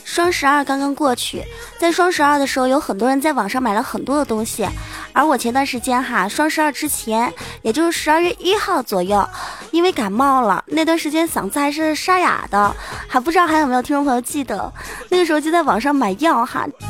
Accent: China; 我们中国人那叫黄

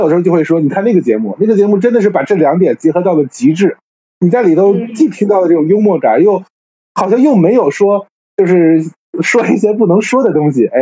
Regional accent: northern China, China; 虽然我作为一个北方人吧

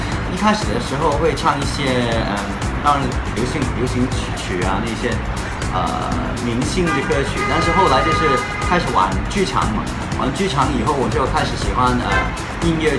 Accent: Hong Kong; accent: Hong Kong-accented Mandarin; Chinese is a second language

